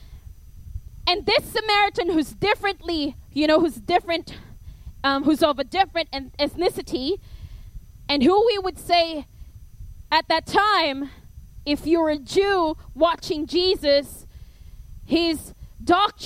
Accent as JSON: {"language": "English", "country": "Philippines", "accent": "Filipino", "said": "my Filipino accent"}